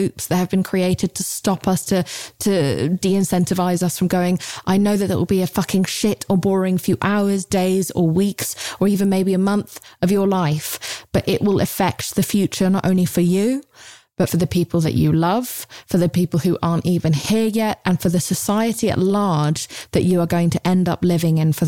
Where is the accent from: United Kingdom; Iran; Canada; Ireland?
United Kingdom; England; I'm British